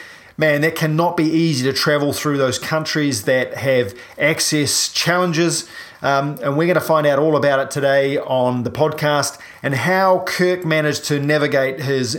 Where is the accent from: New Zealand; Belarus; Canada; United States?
New Zealand; I'm …, I'm a paraplegic from New Zealand